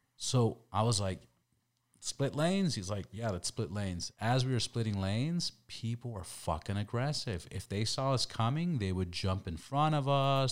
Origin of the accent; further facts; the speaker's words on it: California, United States; we're from California